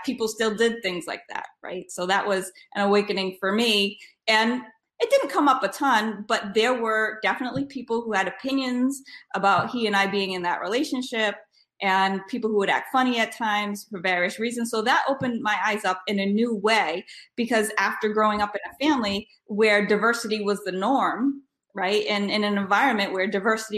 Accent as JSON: {"language": "English", "region": "Rhode Island", "country": "United States", "tie": "born or raised there", "said": "I am from Rhode Island. I grew up in Rhode Island"}